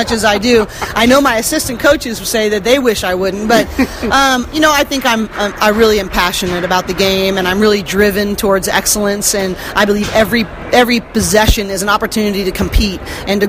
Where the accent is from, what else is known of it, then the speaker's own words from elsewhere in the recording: outside the Bay Area, California, United States; I grew up outside the Bay Area